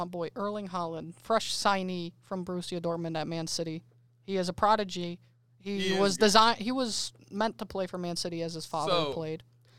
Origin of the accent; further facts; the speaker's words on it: United States; We're American